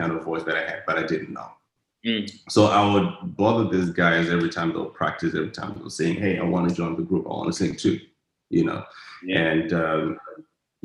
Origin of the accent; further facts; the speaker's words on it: Harare, Zimbabwe; now in Dallas, United States; I come from the ghetto back in Zimbabwe, in Harare. I grew up in a place called Zivarasepa